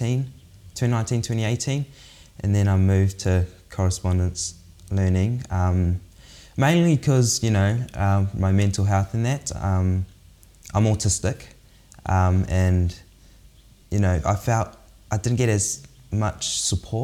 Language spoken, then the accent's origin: English; New Plymouth, Taranaki, New Zealand; also born or lived in Sydney, Australia; I'm from New Plymouth, Taranaki. I was born in Sydney, Australia, but was raised here in New Zealand